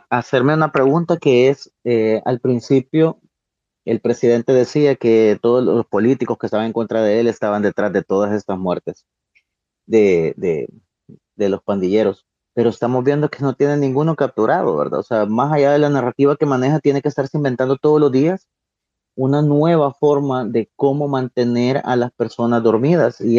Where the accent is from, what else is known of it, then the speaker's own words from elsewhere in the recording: El Salvador; nosotros como salvadoreños comunes y corrientes, ¿qué garantías tenemos en este momento?